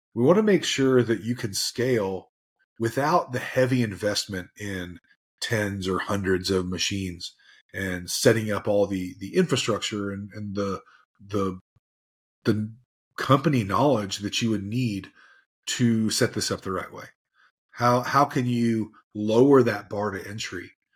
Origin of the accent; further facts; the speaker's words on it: Tennessee, United States; I'm from Tennessee, so I might use some, some acronyms that are, uh, weird